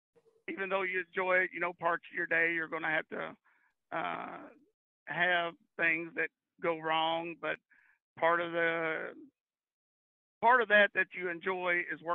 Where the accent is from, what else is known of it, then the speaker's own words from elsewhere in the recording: Central Kentucky, United States; I grew up in Central Kentucky, grew up on a dairy farm.